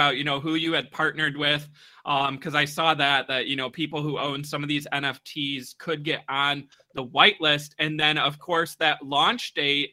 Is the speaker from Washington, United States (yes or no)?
no; Michigan, United States; I am born and raised in Michigan.